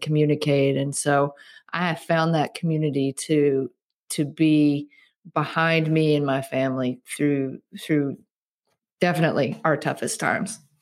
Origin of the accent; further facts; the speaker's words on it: Starkville, Mississippi, United States; moved away as an adult; also born or lived in Colorado; I grew up in Starkville, Mississippi, which is where Mississippi State University is